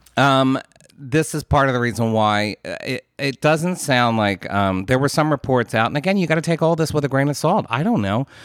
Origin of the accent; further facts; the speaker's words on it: United States; as an American